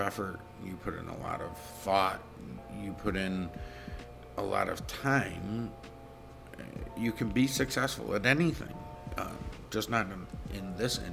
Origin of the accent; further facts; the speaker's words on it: Rochester, New York, United States; I grew up in Rochester, New York, in West Aranaquite, went to West Aranaquite High School.